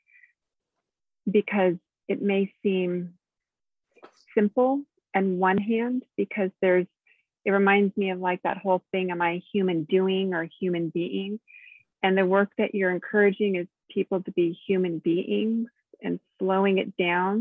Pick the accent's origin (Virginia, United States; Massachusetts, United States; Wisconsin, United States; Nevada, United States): Nevada, United States; moved away; I'm from Nevada and I only knew my place and that's all I knew